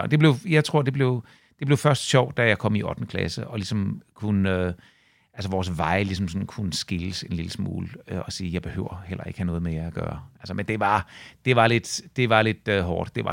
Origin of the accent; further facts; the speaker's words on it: Svanninge, Southern Denmark, Denmark; also born or lived in Herlev; Vi flyttede til, til Svanninge, da jeg var øh, tre år gammel, og jeg kan intet huske fra Herlev. Så når folk spørger mig, hvor jeg kommer fra, så kommer jeg fra, øh, fra Svanninge.